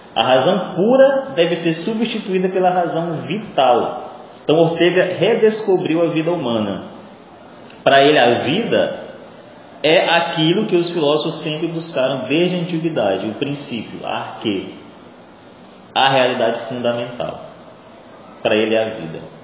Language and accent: Portuguese; Maranhão, Brazil; first language Portuguese; Eu não escolhi nascer maranhense, eu não escolhi nascer falando português, eu não escolhi nascer no Brasil, né? já que eu sou maranhense